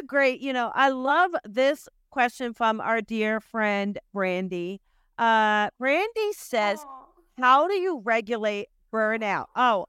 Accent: New Jersey, United States; I am from Jersey and born this way.

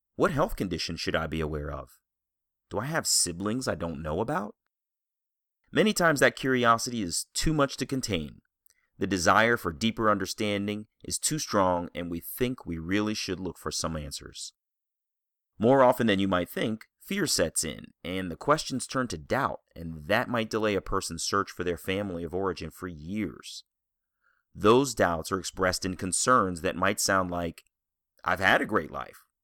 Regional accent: Columbia, Maryland, United States; growing up in Columbia, Maryland

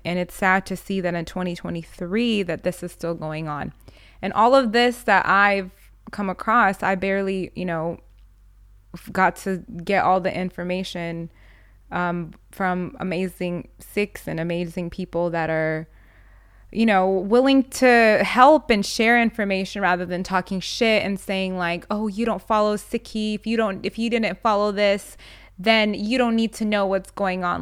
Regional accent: United States; I'm born in America

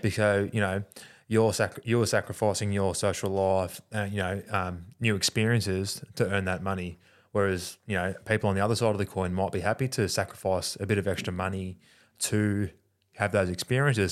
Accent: Australia; us being Australian

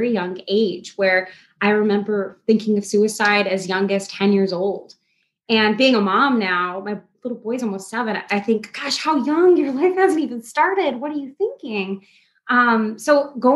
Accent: Midwest, United States; I'm from the Midwest, born and raised.

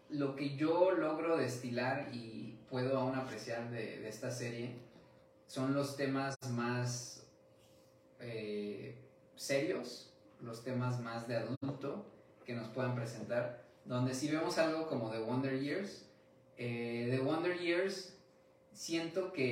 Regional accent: Mexico; viviendo y creciendo en México, donde es como un ambiente completamente diferente

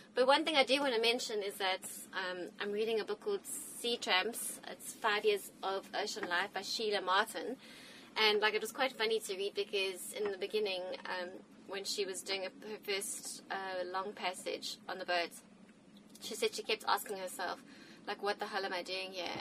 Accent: South Africa; moved away; I just remember like growing up in South Africa

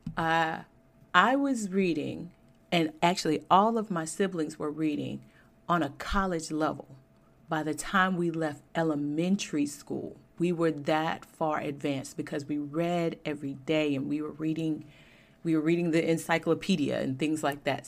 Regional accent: Georgia, United States; I grew up in Georgia and was educated there, went to Georgia Tech

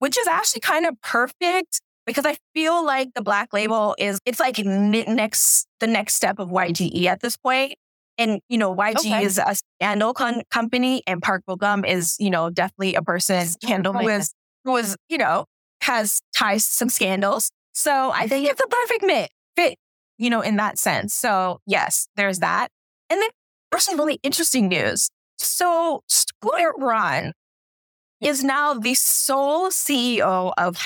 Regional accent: Toronto, Ontario, Canada; in Toronto where you, like, growing up, I was surrounded by Jamaicans

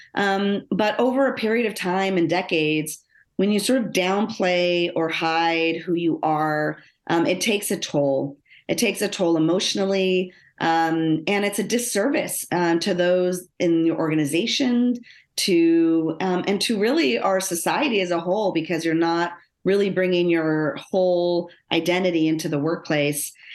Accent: Los Angeles, California, United States; I grew up in Los Angeles, um, born, or, well, I was born in Los Angeles. Uh, and when I started elementary school, my parents, um, decided to move us out into the suburbs

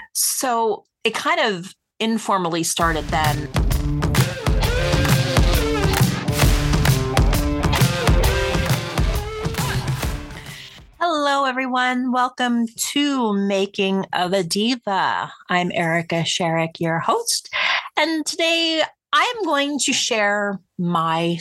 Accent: Willingboro, New Jersey, United States; moved away as an adult; also born or lived in Hamilton, New Jersey; now in Montana, United States; I was born and raised in South Jersey

